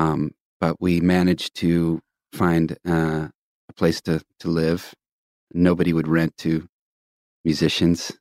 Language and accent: English; Tulsa, Oklahoma, United States; growing up in Tulsa